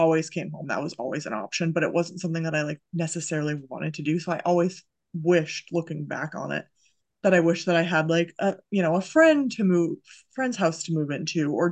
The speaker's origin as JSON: {"language": "English", "region": "Massachusetts", "country": "United States", "also_born_or_lived": "Idaho", "moved": "as an adult", "said": "I'm from Massachusetts"}